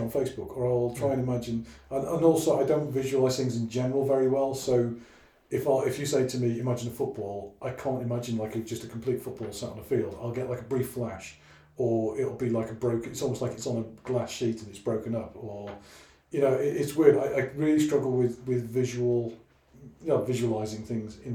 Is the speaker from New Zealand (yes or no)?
no; Wales, United Kingdom; I'm Welsh by origin, you know. I was 16 before I met my first person of any colour whatsoever, other than white, well, translucent blue, because I was Welsh